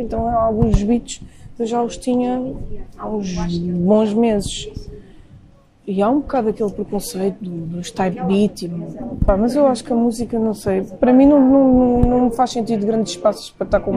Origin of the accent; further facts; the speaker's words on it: Lisbon, Portugal; eu sou de Campo Lido